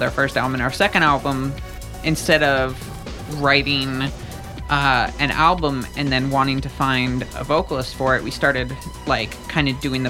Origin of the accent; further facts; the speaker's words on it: Fort Lauderdale, Miami, South Florida, United States; So growing up in South Florida, Fort Lauderdale, Miami